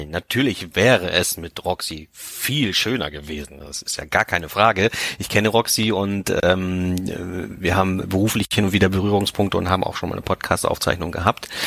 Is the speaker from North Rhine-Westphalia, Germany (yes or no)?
no; Auetal, Lower Saxony, Germany; Ja, ich bin in Schaumburg aufgewachsen